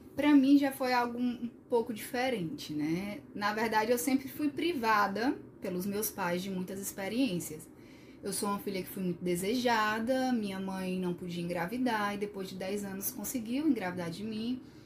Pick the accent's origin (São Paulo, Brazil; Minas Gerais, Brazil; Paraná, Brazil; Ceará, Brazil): Ceará, Brazil; Sobral; sou de Sobral, né, do interior